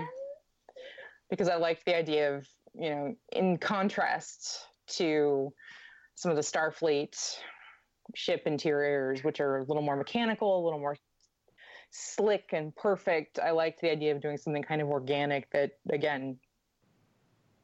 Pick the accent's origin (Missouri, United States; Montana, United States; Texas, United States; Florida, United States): Missouri, United States; St. Louis; also born or lived in Los Angeles, United States; now in Kansas City, United States; I just moved here from Los Angeles, but I'm originally from St. Louis